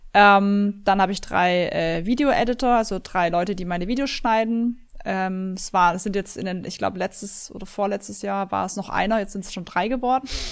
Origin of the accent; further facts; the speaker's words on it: Swabia, Germany; ich bin ein Schwabe